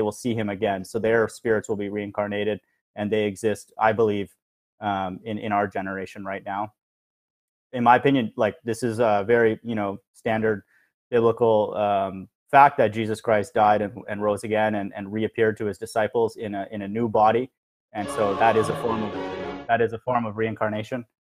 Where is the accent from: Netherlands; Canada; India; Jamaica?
India; now in United States; I was born in India